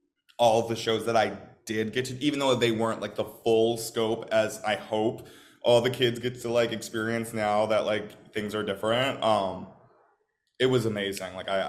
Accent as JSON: {"language": "English", "region": "Midwest", "country": "United States", "said": "I'm from the Midwest, so like I grew up going to St. Louis and like knowing of the Muni."}